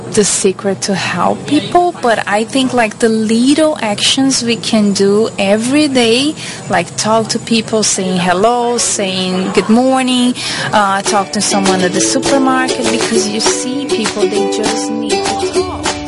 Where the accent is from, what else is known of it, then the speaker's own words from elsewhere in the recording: Brazil; moved away as an adult; now in United States; I'm from Brazil.